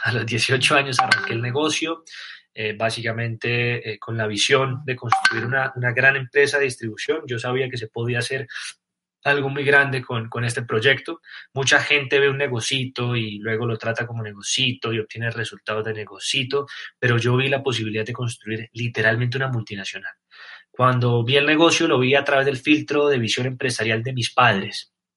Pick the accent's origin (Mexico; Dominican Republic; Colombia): Colombia; no soy argentino, soy colombiano